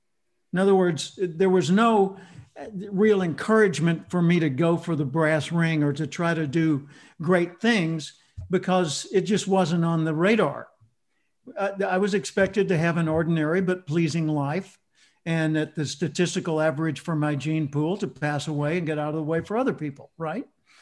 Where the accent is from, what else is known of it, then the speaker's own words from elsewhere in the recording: Little Rock, Arkansas, United States; I grew up in Little Rock, Arkansas. And for the international people, that's the central southern part of the United States.